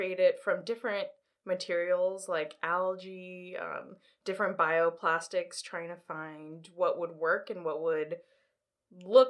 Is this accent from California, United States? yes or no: yes; Los Angeles, California, United States; moved away as an adult; now in New York, United States; I grew up in Los Angeles, moved out to New York for school.